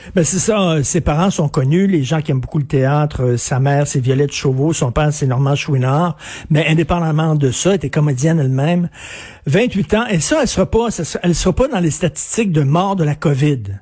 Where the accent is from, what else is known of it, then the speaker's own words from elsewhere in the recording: Quebec, Canada; je suis québécois